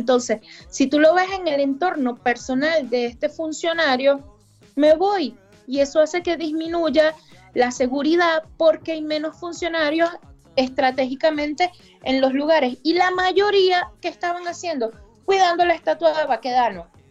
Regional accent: Venezuela; moved away as an adult; now in Chile; como constitucionalista y como migrante venezolana

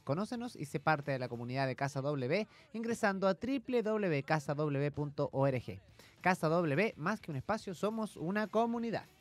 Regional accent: Chile; como chilenos

